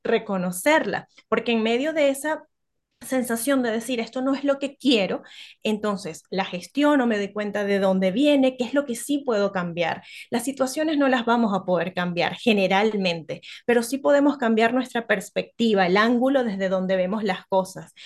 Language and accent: Spanish; Venezuela; now in Chile; soy venezolana, las arepas, que es nuestro plato tradicional